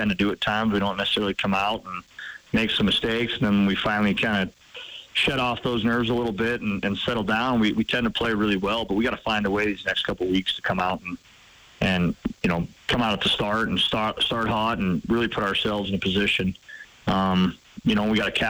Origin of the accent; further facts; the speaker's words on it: Butte, Montana, United States; now in Missoula, United States; growing up in Butte and playing there myself